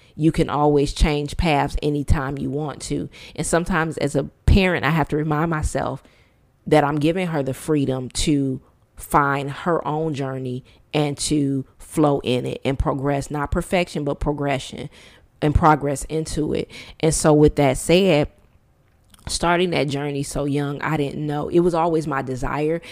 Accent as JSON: {"language": "English", "town": "Detroit", "region": "Michigan", "country": "United States", "tie": "born or raised there", "moved": "as an adult"}